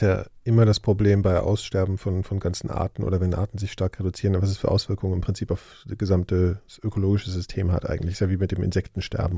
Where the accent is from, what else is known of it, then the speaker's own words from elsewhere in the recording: Hesse, Germany; meiner Heimatstadt in Hessen